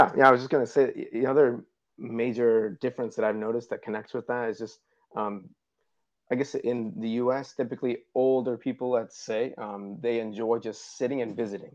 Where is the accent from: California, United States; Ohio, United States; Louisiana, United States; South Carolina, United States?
Ohio, United States; moved away as an adult; now in Uruguay; I'm originally from Ohio.